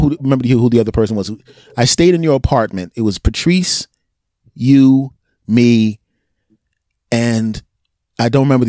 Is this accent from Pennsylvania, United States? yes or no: yes; Philadelphia, Pennsylvania, United States; I grew up in West Philly